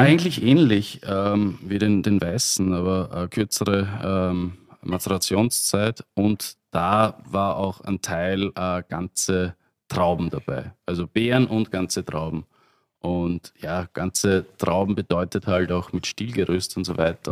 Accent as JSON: {"language": "German", "region": "Burgenland", "country": "Austria", "said": "als Burgenländer"}